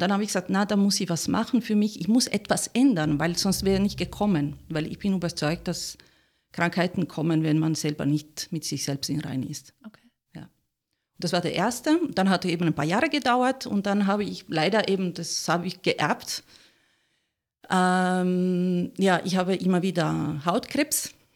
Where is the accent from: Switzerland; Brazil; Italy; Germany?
Italy; German is a second language; moved away as an adult; now in Austria; ich bin Italienerin, ganz hundertprozentig. Und äh, ich habe mich verliebt und bin natürlich nach Österreich gekommen